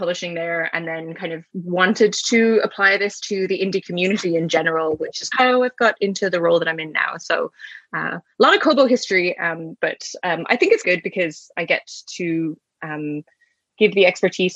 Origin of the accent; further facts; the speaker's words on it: Ireland; moved away as an adult; now in Canada; I'm originally from Ireland. I've been living in Canada for about 8 years.